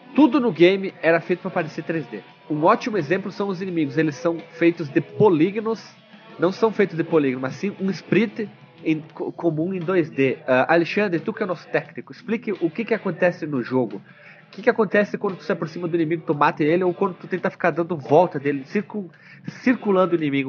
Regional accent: Brazil; A gente é brasileira, colono grosso

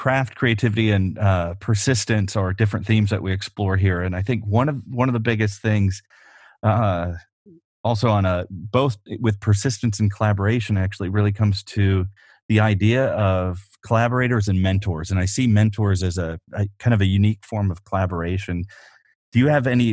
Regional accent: Rockford, Illinois, United States; moved away; as a kid growing up in Rockford, Illinois

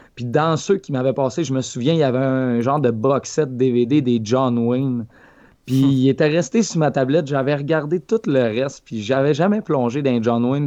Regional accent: Lac Saint-Jean, Quebec, Canada; moved away; le lac Saint-Jean, ma terre natale

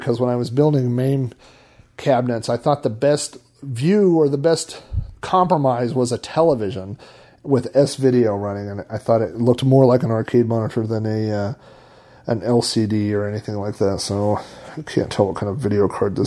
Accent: Oklahoma, United States; I'm from Oklahoma

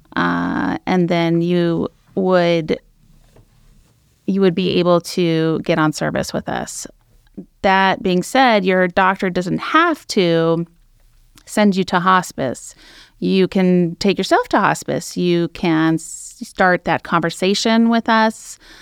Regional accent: San Francisco East Bay, Alameda County, California, United States; also born or lived in Medford, Oregon; now in Oregon coast, United States; I grew up in the California, the San Francisco East Bay, so Alameda County area

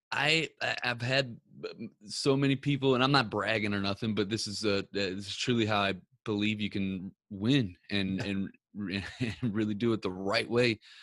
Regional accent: Ferguson, Missouri, United States; I grew up in uh, Ferguson, Missouri

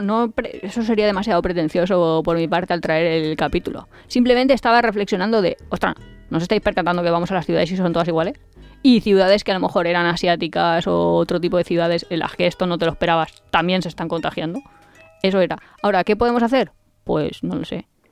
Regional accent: Valencia, Valencian Community, Spain; yo soy de Valencia

